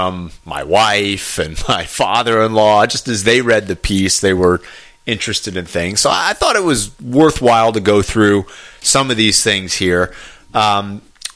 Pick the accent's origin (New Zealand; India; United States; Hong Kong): United States; Fairfax, Virginia; now in Gaithersburg, United States; when I was growing up in Fairfax, it was The Connection.